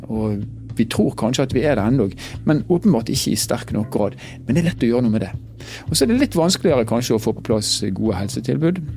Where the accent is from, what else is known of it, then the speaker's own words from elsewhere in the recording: Bergen, Vestland, Norway; now in Northern Norway; Jeg er fra Bergen og er da en innflytter